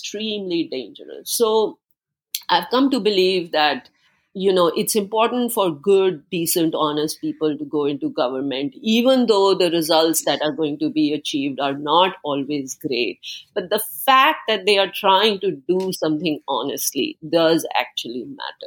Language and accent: English; India; moved away; I grew up in India, in socialistic India